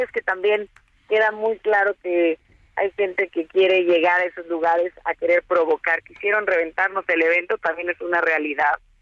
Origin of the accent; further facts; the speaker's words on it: State of Mexico, Mexico; Todos los mexiquenses tenemos, lo he dicho siempre, somos mexicanos dos veces